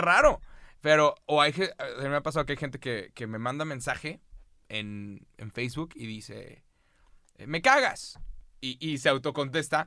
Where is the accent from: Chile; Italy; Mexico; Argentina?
Mexico; soy de México